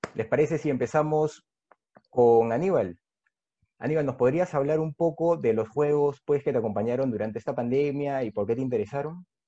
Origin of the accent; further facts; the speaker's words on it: Peru; soy escritor peruano